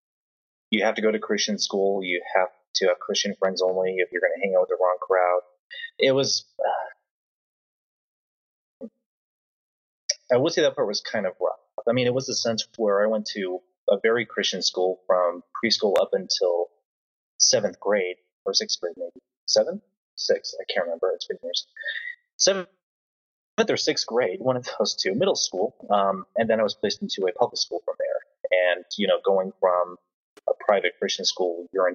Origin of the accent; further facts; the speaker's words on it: Marion, Indiana, United States; also born or lived in Wabash, Indiana / Fairmount, Indiana; now in Indianapolis, United States; I grew up in, well, first off, Wabash, and then Marion, then Fairmount, so mostly the Marion area